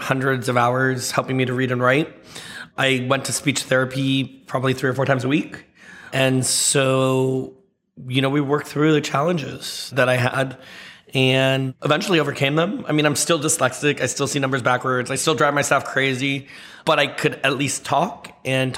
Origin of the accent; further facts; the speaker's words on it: the Valley, California, United States; also born or lived in Seattle; I grew up in the Valley